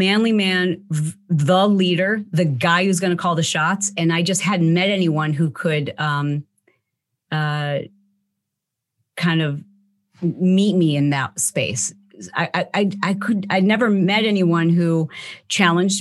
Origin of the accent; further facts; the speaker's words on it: Michigan, United States; I grew up in the Midwest in Michigan